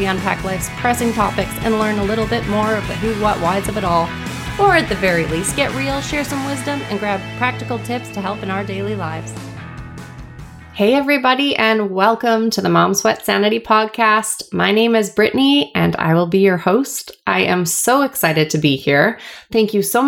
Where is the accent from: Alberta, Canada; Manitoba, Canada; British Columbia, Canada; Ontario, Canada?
British Columbia, Canada; Vancouver; I am from Vancouver, born and raised